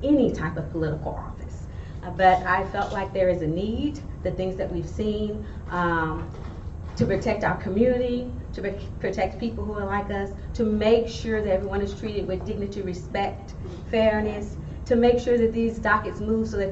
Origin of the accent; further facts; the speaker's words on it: Beaumont, Texas, United States; moved away as an adult; also born or lived in Harris County, Texas; now in Houston, United States; I am originally from Beaumont, Texas